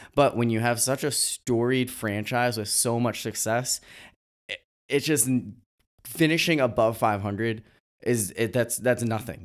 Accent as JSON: {"language": "English", "region": "New England", "country": "United States", "said": "I'm from New England"}